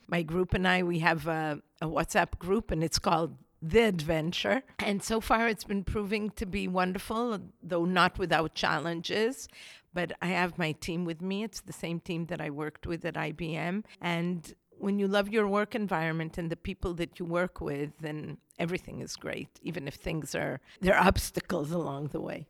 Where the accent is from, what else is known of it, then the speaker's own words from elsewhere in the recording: Israel; moved away as an adult; now in United States; I grew up in Israel, and I studied in Israel